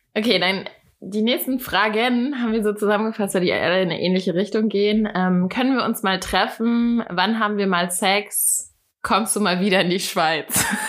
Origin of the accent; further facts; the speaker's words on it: Hattenheim, Hesse, Germany; moved away as an adult; also born or lived in Berlin; now in Hamburg, Germany; ich komme aus dem Rheingau.